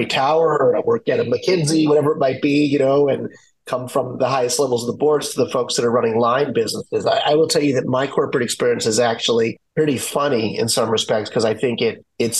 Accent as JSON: {"language": "English", "town": "Washington", "region": "District of Columbia", "country": "United States", "tie": "born or raised there", "said": "I grew up in Washington, D.C., when we used to have a baseball team there"}